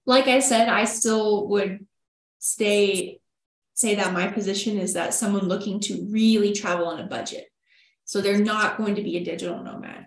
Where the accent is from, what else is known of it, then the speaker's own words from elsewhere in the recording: Texas, United States; we are from Texas. We're from UT. We were living in Austin